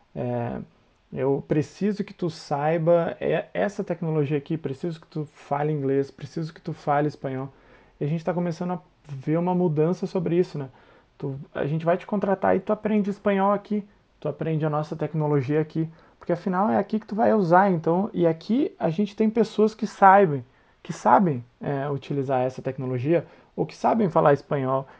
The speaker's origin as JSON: {"language": "Portuguese", "region": "Santa Catarina", "country": "Brazil", "moved": "as an adult", "lives_now": "São Leopoldo, Brazil", "said": "eu não sou do Rio Grande do Sul, né? Eu sou de Santa Catarina, eu me mudei para cá justamente para trabalhar na SAP"}